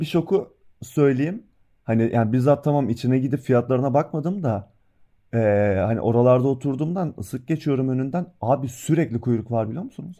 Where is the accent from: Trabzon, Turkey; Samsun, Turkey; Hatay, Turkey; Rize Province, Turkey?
Trabzon, Turkey; now in Bursa, Turkey; ben yani bir Trabzonlu olarak Bursa'da yaşıyorum